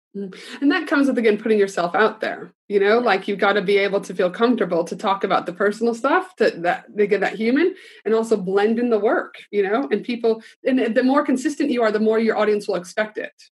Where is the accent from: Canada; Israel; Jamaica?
Canada; I'm proud Canadian